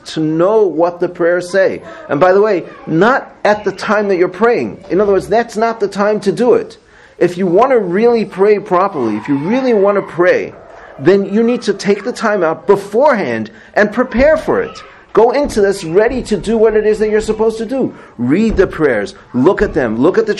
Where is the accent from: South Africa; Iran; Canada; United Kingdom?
South Africa; moved away; I grew up in South Africa